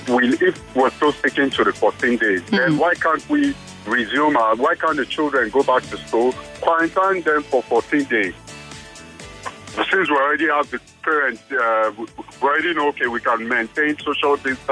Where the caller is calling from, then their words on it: Blackie, Alberta, Canada; I'm calling from Blackie.